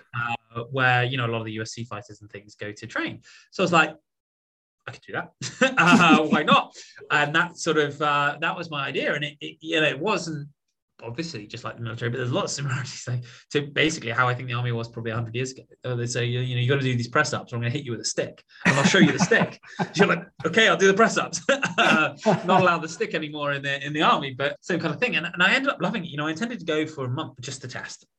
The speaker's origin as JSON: {"language": "English", "town": "Portsmouth", "region": "South East England", "country": "United Kingdom", "tie": "born or raised there", "also_born_or_lived": "Oxford / London", "moved": "as an adult", "lives_now": "United States", "said": "I was born in in Portsmouth uh, on the south coast of England, which is sort of the home of our Navy."}